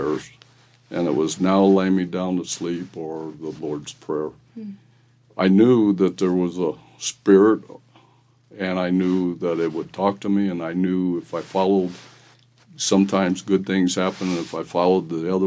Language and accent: English; Bonne Terre, Missouri, United States; I was born in Bon Terre, Missouri in 1952, and I grew up in a family that were farmers, stuff like that, and so raised on a farm quite a bit